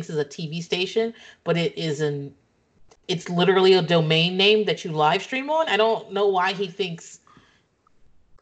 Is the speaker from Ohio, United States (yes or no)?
no; Virginia, United States; also born or lived in Maryland; now in Texas, United States; I grew up in Virginia